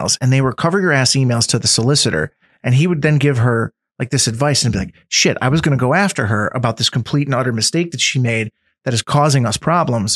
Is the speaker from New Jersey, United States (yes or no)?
no; Scranton, Pennsylvania, United States; I grew up in West Side. I didn't come from money